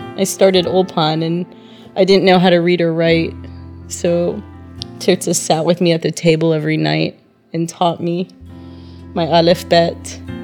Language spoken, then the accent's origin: English; Tulsa, Oklahoma, United States; moved away as an adult; also born or lived in Thailand; now in Israel; I'm from Tulsa, Oklahoma, and I've been in Israel for 13 years.